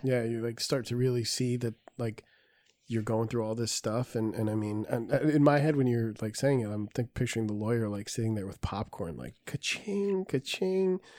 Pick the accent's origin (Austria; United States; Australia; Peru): Peru; I'm Peruvian